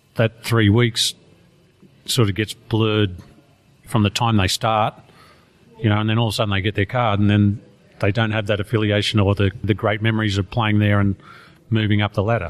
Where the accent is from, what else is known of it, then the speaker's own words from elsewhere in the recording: Australia; I'm Australian